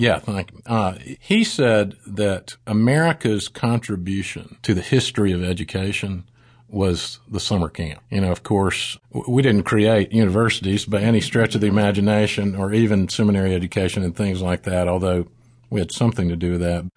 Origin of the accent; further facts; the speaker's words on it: South Mississippi, United States; moved away as an adult; also born or lived in Saint Louis, Missouri / Austin, Texas; now in Birmingham, United States; We moved to Mississippi, where I grew up in South Mississippi, went to school at Ole Miss